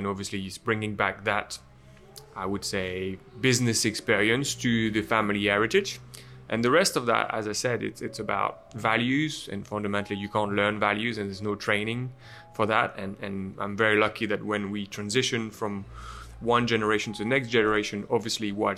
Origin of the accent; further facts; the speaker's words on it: Champagne, Grand Est, France; English is a second language; moved away as an adult; also born or lived in United Kingdom; I grew up in Champagne